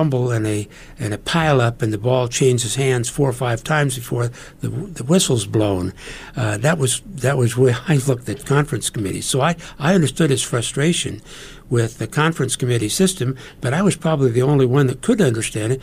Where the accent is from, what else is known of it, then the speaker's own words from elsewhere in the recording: McCook, Nebraska, United States; my hometown of McCook